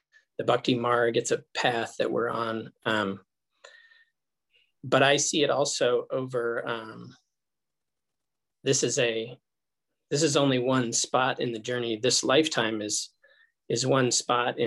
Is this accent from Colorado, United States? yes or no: yes; Colorado, United States; born or raised there; also born or lived in Los Angeles, California